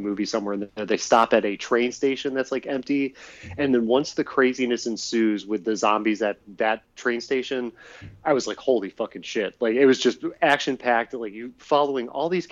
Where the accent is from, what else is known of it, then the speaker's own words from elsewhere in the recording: Euclid / Nordonia, Ohio, United States; this would have either been in sixth grade when I was like going to Euclid, or this would have been in seventh grade as I moved back from Euclid going to the middle school, Nordonia Middle School